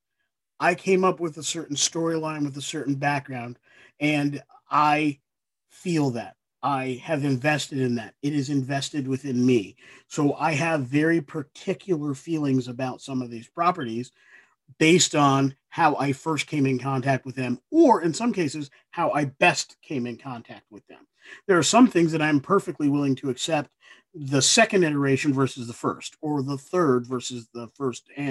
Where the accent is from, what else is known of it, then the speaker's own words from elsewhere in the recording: Ithaca, New York, United States; my hometown of Ithaca, New York